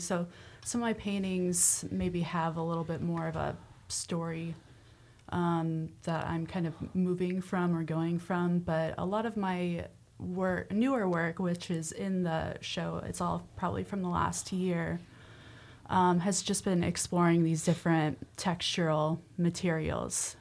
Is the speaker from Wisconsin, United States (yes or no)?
no; Nebraska, United States; moved away; growing up in Nebraska